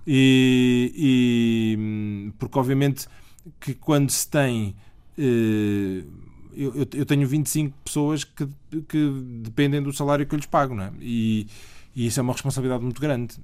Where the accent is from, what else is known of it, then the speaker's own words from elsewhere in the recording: Aveiro, Aveiro District, Portugal; also born or lived in Abrantes; A minha família está em Aveiro há, há, há muitos anos, há, há, séculos, literalmente há séculos. Mas, portanto, eu sempre, eu sempre vivi no litoral